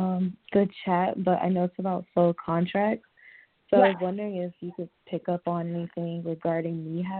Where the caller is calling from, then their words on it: Albany, Georgia, United States; I am in Albany, Georgia at the moment.